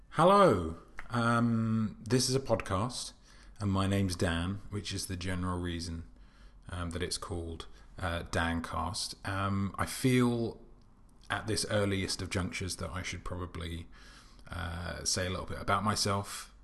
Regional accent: United Kingdom; as a British person

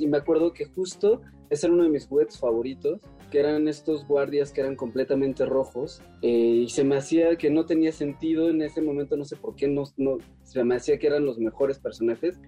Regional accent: Mexico; also born or lived in Cuernavaca

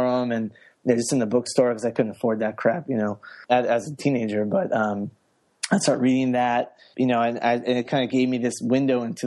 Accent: United States; I grew up outside the Washington, D.C. area.

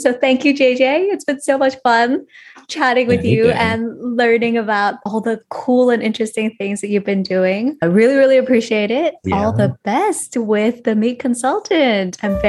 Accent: Hong Kong; Whereas growing up in Hong Kong and in Asia, it's much more focused on financial security and that eventually you'll come to love your job.

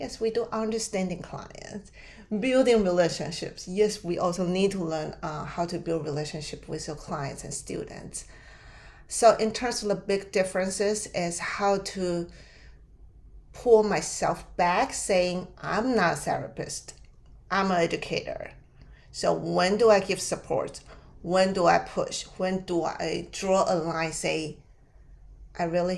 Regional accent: Taiwan; English is a second language; moved away as an adult; now in United States; I was born and raised in Taiwan

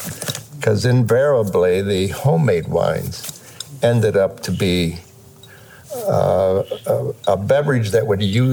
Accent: Western Pennsylvania, United States; now in Oregon, United States; I was born in Pennsylvania in a coal mining town.

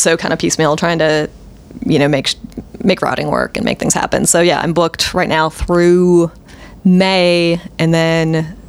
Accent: Minnesota, United States; also born or lived in Michigan / Pennsylvania; I'm kind of a Great Laker, born and bred. My family is from Minnesota. I was born in Minnesota. I lived in Michigan for a couple years, lived in Pennsylvania for 7 years.

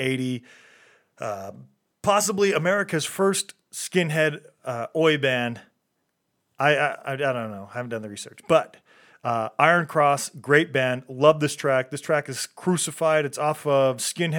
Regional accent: Utah, United States; accent: Utah; I'm from Utah. That's our accent.

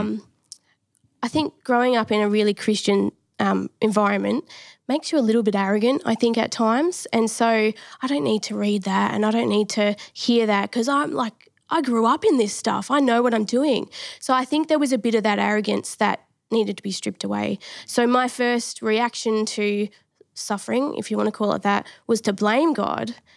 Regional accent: Adelaide, South Australia, Australia; moved away as an adult; now in Victoria, Australia; grew up in Adelaide

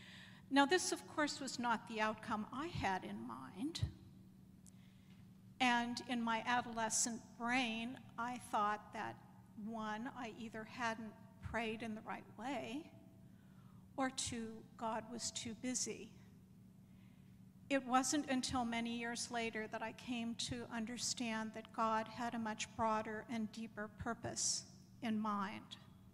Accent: a suburb of Pittsburgh, Pennsylvania, United States; was raised and confirmed in the United Presbyterian Church that was within walking distance of the house where I grew up, in a suburb of Pittsburgh.

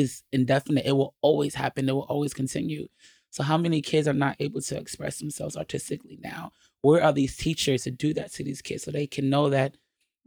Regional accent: New York, United States; now in Los Angeles, United States; I'm from New York

